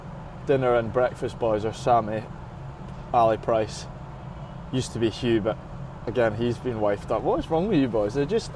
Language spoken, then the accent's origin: English; Edinburgh, Scotland, United Kingdom; moved away as an adult; also born or lived in Glasgow; now in England; I grew up in Edinburgh, but I have to say I'm an adopted Glaswegian now. I feel like I've gotten more Scottish in my voice, especially after living in England.